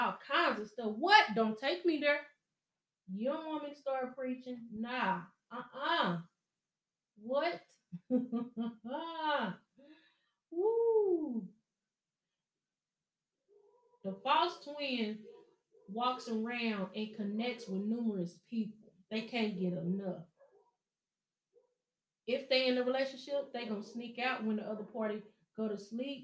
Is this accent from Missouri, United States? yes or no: yes; Show Me State, Missouri, United States; I'm from Show Me State